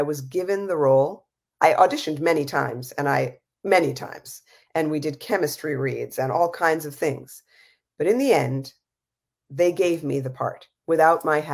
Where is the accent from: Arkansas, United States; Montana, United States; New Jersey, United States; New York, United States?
New York, United States; New York City; moved away; I grew up in New York City